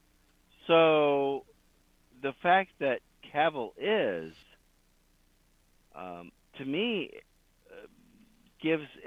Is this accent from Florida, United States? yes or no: yes; Florida, United States; also born or lived in Las Vegas; now in Tennessee, United States; as someone who grew up in Florida, living in Tennessee now